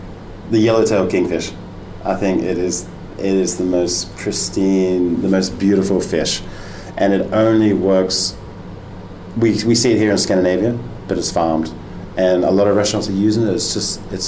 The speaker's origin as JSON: {"language": "English", "country": "Australia", "also_born_or_lived": "London", "moved": "as an adult", "lives_now": "Denmark", "said": "I'm an Australian chef who now lives in Denmark. My background is restaurants in Sydney, and then moved to London."}